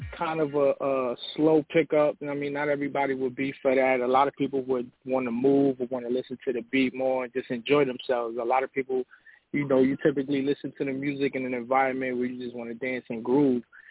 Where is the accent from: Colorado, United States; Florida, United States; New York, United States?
New York, United States; now in Atlanta, United States; Originally from New York, BX Borough, BX